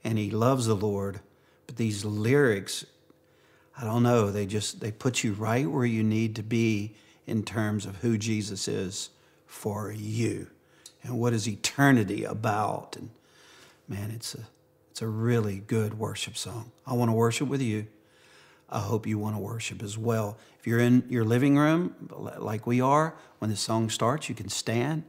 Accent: Cajun, Louisiana, United States; being a Cajun

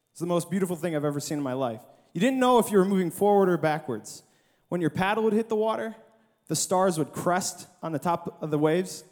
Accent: Michigan, United States; I'm from Michigan. I'm 13 hours away from home in Arkansas

